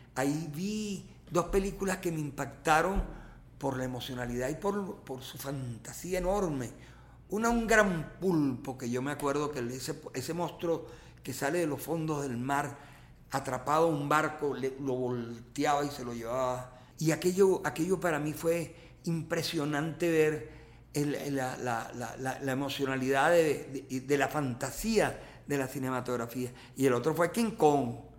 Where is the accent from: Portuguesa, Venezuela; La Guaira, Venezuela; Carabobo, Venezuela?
La Guaira, Venezuela; esa Guaira, que es mi territorio natural, la Guaira, mi mar